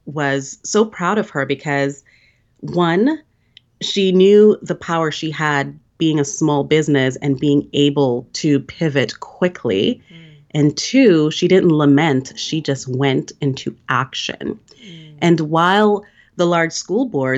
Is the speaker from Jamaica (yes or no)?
yes; Jamaica; we're both from Jamaica